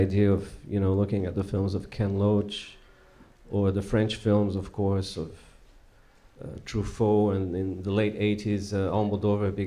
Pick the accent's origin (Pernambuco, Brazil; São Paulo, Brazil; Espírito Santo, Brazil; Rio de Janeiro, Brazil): Pernambuco, Brazil; Recife; I come from Recife in the northeast of Brazil